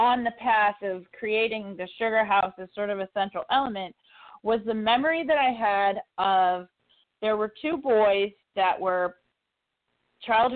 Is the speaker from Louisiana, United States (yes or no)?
no; Walpole, New Hampshire, United States; moved away; growing up in New Hampshire